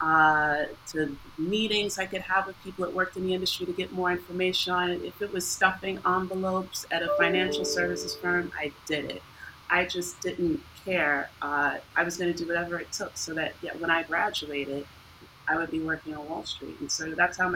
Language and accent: English; New York, United States; I'm from New York originally